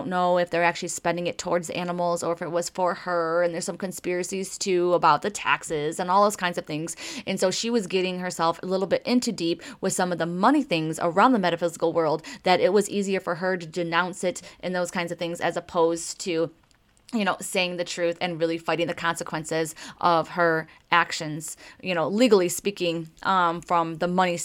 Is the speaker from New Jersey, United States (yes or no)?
no; Detroit, Michigan, United States; I am from Motown